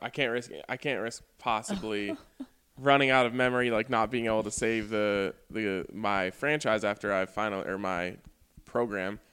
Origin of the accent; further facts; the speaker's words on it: Boulder, Colorado, United States; I grew up in Boulder